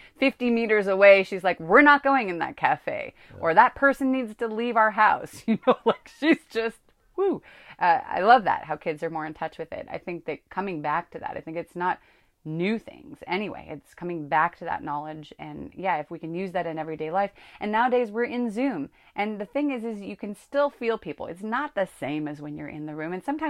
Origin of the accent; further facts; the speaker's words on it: California, United States; I grew up in Northern California with two spiritual parents